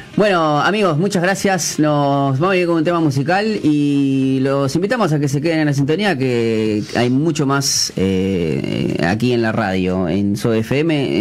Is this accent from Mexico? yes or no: no; Uruguay; nosotros, como uruguayos